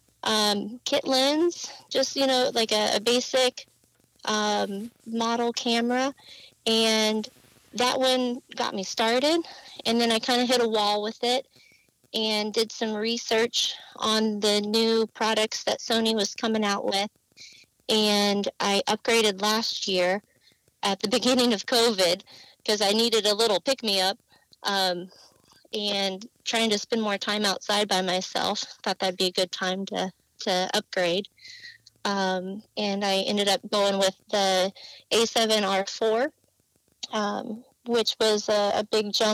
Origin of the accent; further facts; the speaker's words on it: Illinois, United States; moved away as an adult; also born or lived in Southern California; now in California, United States; I am originally from Illinois. Grew up in the boonies on a cow farm